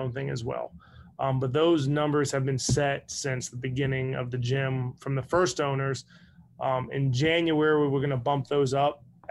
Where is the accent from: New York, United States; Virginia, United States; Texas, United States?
Virginia, United States; Northern; now in Saraland, United States; I'm from Northern Virginia.